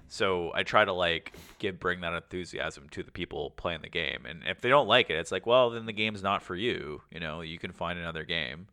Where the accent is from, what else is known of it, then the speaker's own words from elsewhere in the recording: Canada; we're Canadian